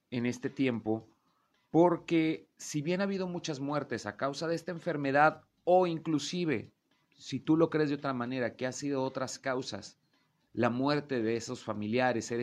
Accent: Mexico

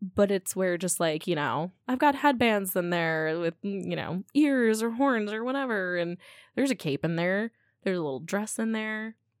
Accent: Midwest, United States; I grew up in the Midwest

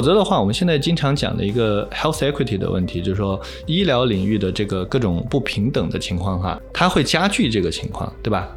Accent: China; 这个不只是说我们中国人的圈子

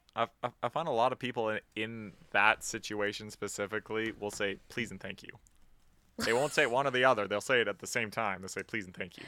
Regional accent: Canada; We're Canadian.

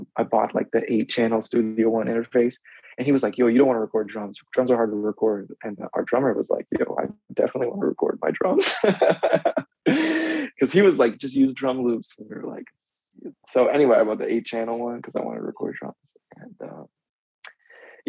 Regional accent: outside of Philadelphia, Pennsylvania, United States; moved away as an adult; now in Philadelphia, United States; I grew up outside of Philly

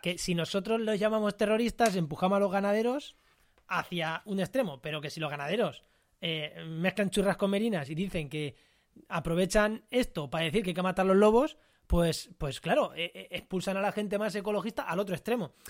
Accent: Munera, Castilla-La Mancha, Spain; el ayuntamiento de Munera, que es mi pueblo, en Albacete

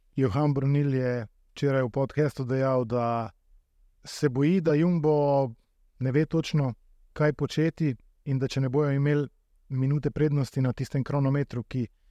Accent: Slovenia; Slovenci smo

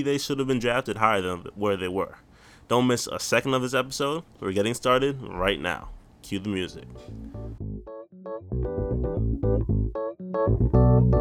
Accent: New York, United States; born or raised there

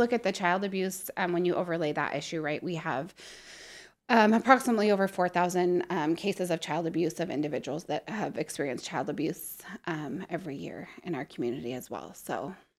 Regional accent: Prosser, Washington, United States; also born or lived in Montana; now in Spokane, United States; I grew up in Prosser, so small

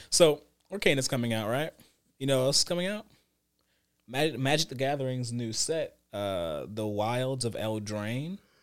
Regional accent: United States; speaking as an American

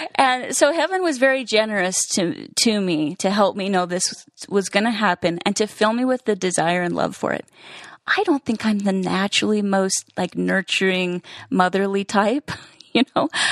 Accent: Idaho Falls, Idaho, United States; moved away; we're both from Idaho Falls. We knew each other in junior high and high school

